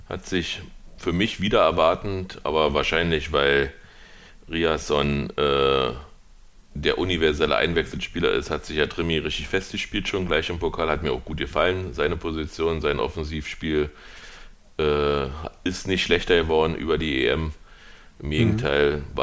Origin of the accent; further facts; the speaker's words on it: Berlin, Germany; ich kann ja als Berliner sagen